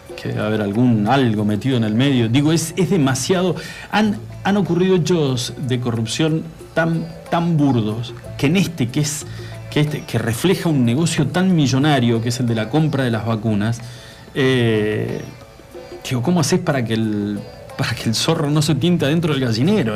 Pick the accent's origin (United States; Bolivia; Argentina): Argentina; como argentinos